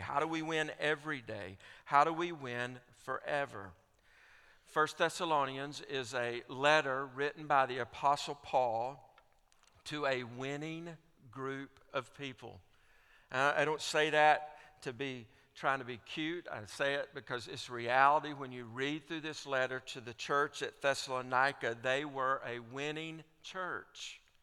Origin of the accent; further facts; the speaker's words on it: Alabama, United States; I grew up in Alabama as an Auburn fan